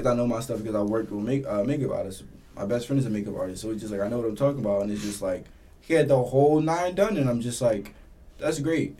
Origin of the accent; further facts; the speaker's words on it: Philadelphia, Pennsylvania, United States; Like, I remember growing up in North Philly